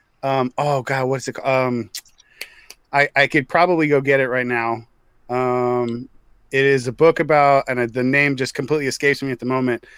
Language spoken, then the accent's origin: English; United States; I was born in America, so I am American